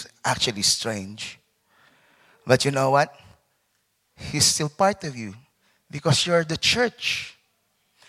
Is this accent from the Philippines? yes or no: yes; Philippines; moved away; also born or lived in London; I'm a Filipino